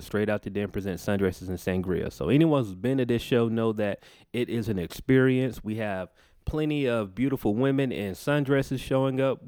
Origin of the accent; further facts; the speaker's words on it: Macon, Georgia, United States; moved away as an adult; now in Atlanta, United States; I was born in Atlanta, but I was raised in Macon, about an hour away from here.